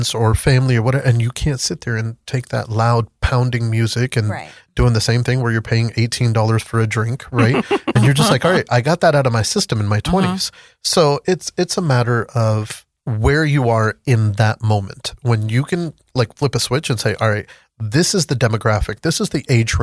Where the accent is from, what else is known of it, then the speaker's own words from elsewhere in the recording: Pakistan; moved away; So originally I'm from Pakistan